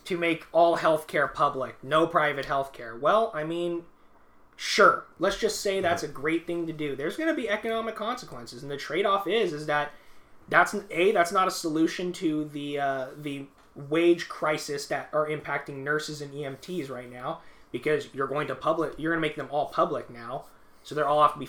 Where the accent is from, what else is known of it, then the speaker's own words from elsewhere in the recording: Georgia, United States; now in Los Angeles, United States; I was born in Georgia